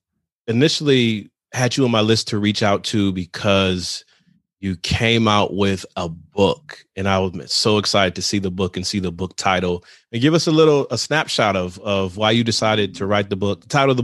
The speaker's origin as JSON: {"language": "English", "town": "Pontiac", "region": "Michigan", "country": "United States", "tie": "born or raised there", "moved": "as an adult", "lives_now": "Maryland, United States", "said": "I was born and raised in Pontiac. Then went to school in Michigan for undergrad and grad, and eventually moved away, live now in Maryland."}